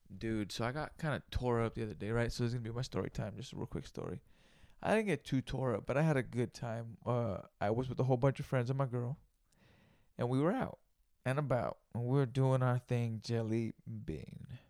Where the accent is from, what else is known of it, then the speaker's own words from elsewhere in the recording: Greenfield, California, United States; moved away; I'm from Greenfield, California, you know, and that's where I grew up